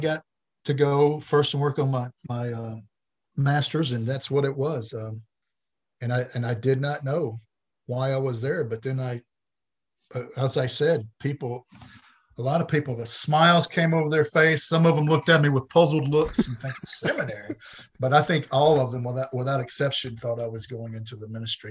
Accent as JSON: {"language": "English", "town": "Batesville", "region": "Mississippi", "country": "United States", "tie": "born or raised there", "said": "I grew up in Batesville, which is about an hour south of Memphis on 55"}